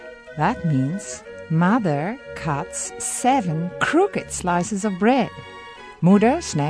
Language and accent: English; Netherlands; I'm from the Netherlands